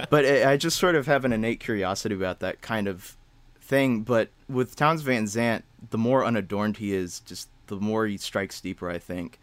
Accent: Hodgenville, Kentucky, United States; now in Chicago, United States; I'm from Kentucky, a small three thousand person town called Hodgenville

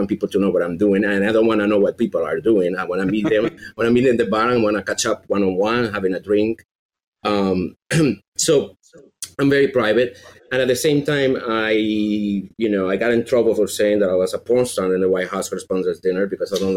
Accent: Venezuela; accent: Venezuelan; English is a second language; But every time I say that I'm from Venezuela, they hear Minnesota with this accent.

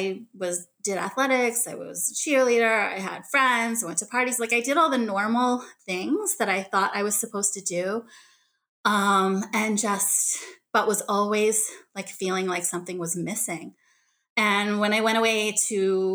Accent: Boston, Massachusetts, United States; also born or lived in Daegu, South Korea; They drove out from Boston, which was where they were living in the Boston suburban area and where I grew up.

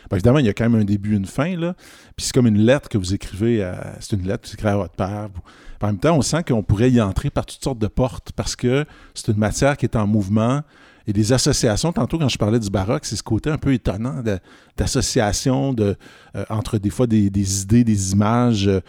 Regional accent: Quebec, Canada; mais je suis québécois, donc je suis confortable.

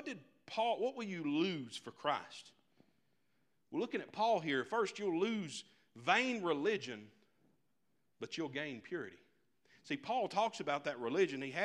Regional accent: United States; I'm an American.

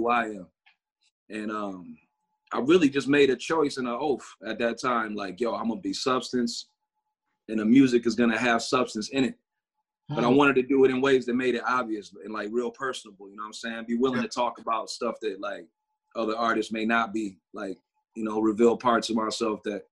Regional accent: Port Huron, Michigan, United States; now in near Detroit, United States; I'm from Michigan, man. I grew up in a place called Port Huron, Michigan

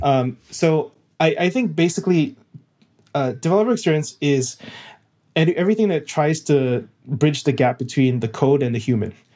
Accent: Singapore; moved away as an adult; now in United States; I'm originally from Singapore

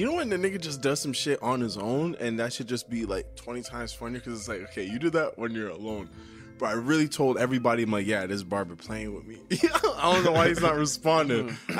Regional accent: Canada; I'm Canadian

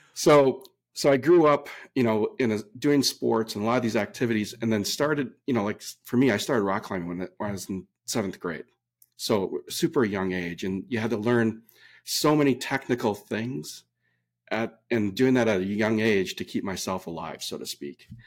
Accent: Minnesota, United States; now in California, United States; I came from the Midwest. I'm from Minnesota originally. There's no ocean. I did grow up on lakes

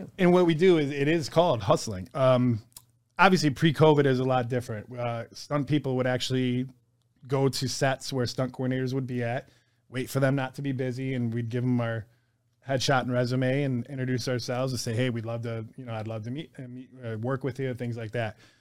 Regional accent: Detroit, Michigan, United States; I grew up in Detroit

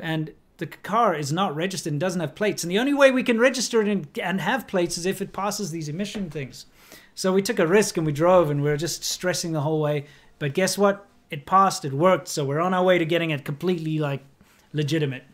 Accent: South Africa; moved away; my home country

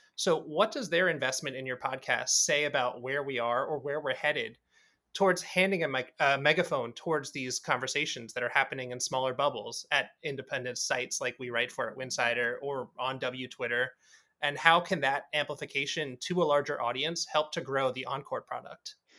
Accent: New York City, New York, United States; I grew up in New York

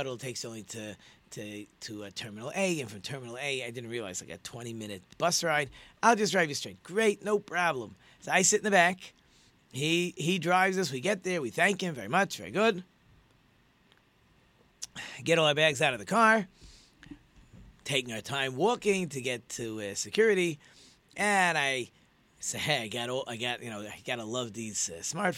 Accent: Muncie, Indiana, United States; now in Detroit, United States; I'm from Muncie

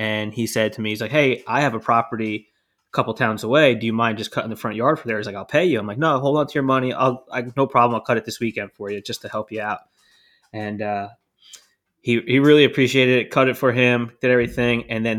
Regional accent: New Jersey, United States; That's not fair. I'm from New Jersey. Come on.

